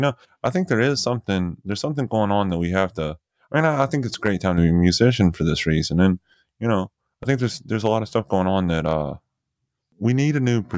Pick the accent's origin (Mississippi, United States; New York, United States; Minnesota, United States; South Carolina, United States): Mississippi, United States; Tupelo; also born or lived in Oxford, Mississippi; now in Ireland; I grew up in Tupelo